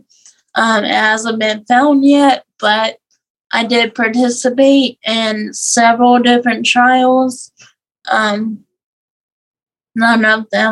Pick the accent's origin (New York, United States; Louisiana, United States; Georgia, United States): Louisiana, United States; South; I'm from South Louisiana.